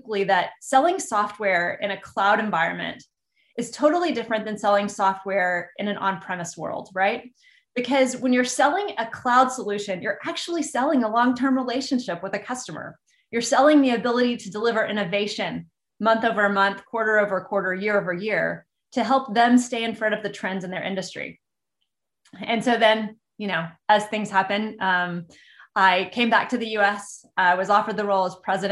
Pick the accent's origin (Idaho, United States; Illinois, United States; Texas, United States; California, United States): Texas, United States; I grew up in Texas, and further, I grew up in a small town in the middle of Texas